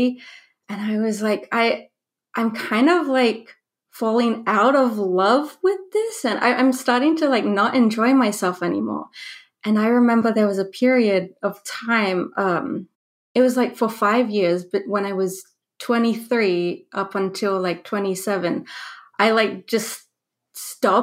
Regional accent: Australia; also born or lived in New Zealand; I was born in New Zealand but raised in Australia. So I went to high school in Australia

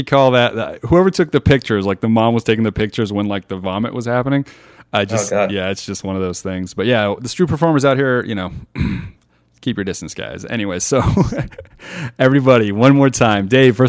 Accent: Las Vegas, Nevada, United States; Ah, that's my hometown.

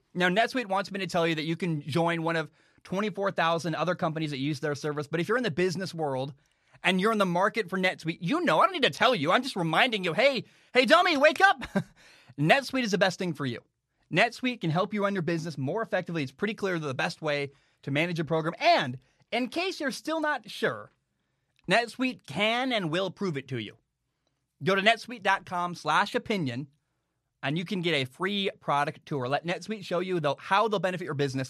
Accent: the Northwest, Pacific Northwest, United States; I'm from the Northwest

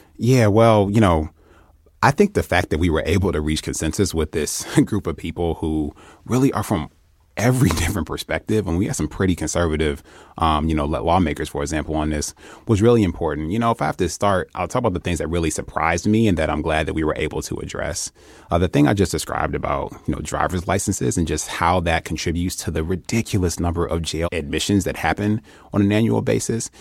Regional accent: Detroit, Michigan, United States; I'm from Detroit

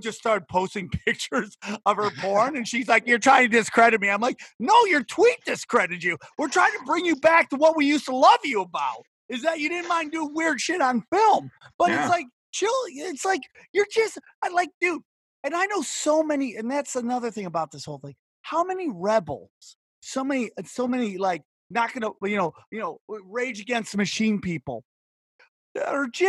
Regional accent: United States; I love being an American

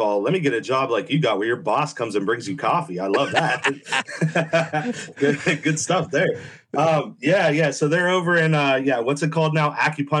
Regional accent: Northeast, United States; moved away; I'm originally from the Northeast

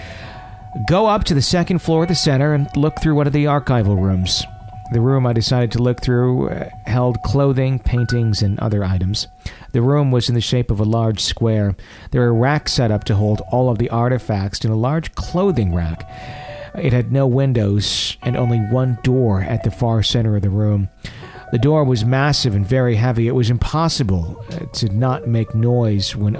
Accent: Fond du Lac, Wisconsin, United States; Fond du Lac, which is where I grew up

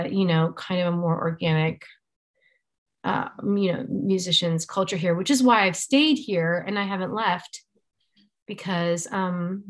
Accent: Chicago, Illinois, United States; moved away as an adult; now in Nashville, United States; I grew up in Chicago

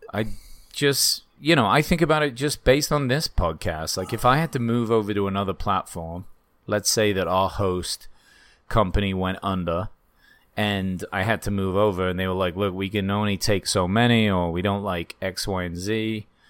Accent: United Kingdom; moved away; I'm a British person

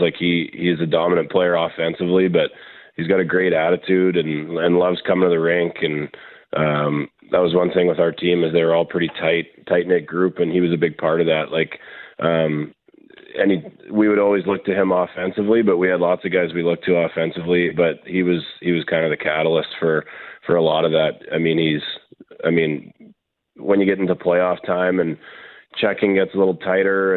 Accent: Winnipeg, Manitoba, Canada; growing up in St. James

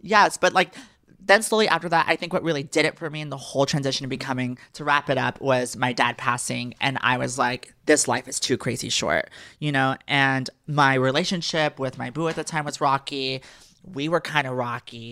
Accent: Texas, United States; I am from Texas, and I will always be a Texas girl at heart.

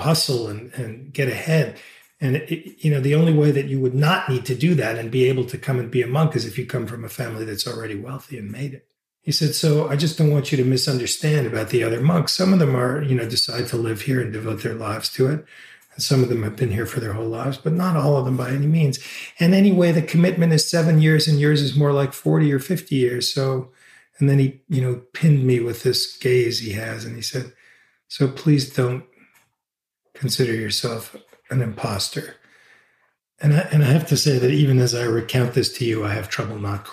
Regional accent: New York City, New York, United States; moved away; I grew up in New York City

